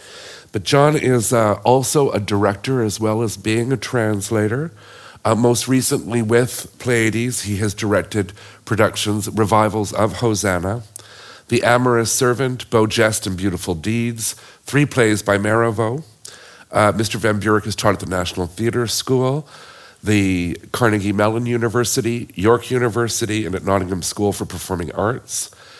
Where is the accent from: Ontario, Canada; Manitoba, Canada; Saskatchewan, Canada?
Ontario, Canada; Toronto; when I was a young person growing up in Toronto